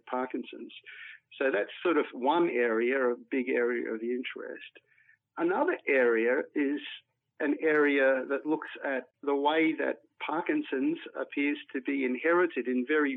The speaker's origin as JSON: {"language": "English", "town": "Mareeba", "region": "Queensland", "country": "Australia", "tie": "born or raised there", "said": "I grew up in far north Queensland and in particular in a place like Mareeba."}